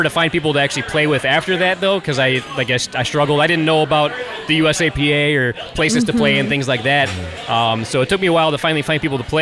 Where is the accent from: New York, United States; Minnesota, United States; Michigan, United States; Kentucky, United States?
Michigan, United States; Detroit; I'm from the Detroit area here in Michigan